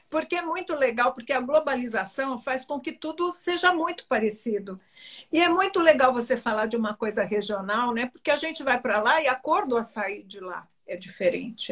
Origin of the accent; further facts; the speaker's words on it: Belém, Pará, Brazil; da minha terrinha.